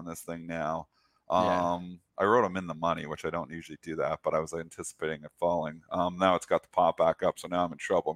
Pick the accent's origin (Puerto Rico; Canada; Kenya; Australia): Canada; I'm Canadian.